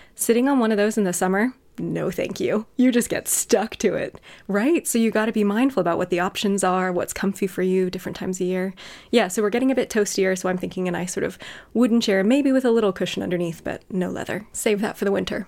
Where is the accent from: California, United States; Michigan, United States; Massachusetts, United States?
California, United States; moved away as an adult; now in United Kingdom; Where I grew up in California